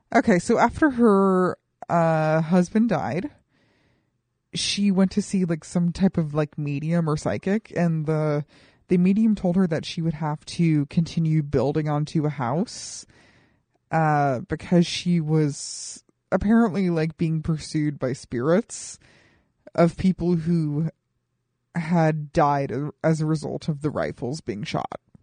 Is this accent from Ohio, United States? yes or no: no; Colorado Springs, Colorado, United States; my hometown of Colorado Springs, Colorado